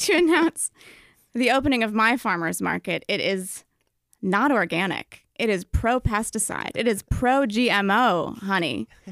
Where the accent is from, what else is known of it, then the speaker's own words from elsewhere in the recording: Albany, New York, United States; moved away; I'm from Albany